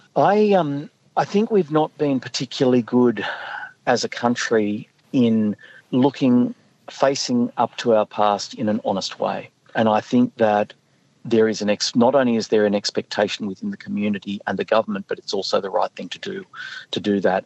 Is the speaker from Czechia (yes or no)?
no; Northern Rivers, New South Wales, Australia; I'm from the Northern Rivers.